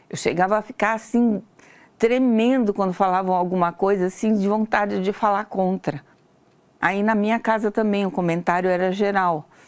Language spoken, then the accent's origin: Portuguese; Campinas, São Paulo, Brazil; eu tenho 66 anos de idade, sou natural de Campinas, São Paulo.